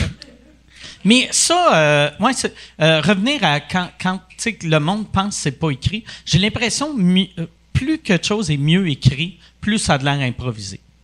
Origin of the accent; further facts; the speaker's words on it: Quebec, Canada; first language English; French is a second language; fier d'être québécois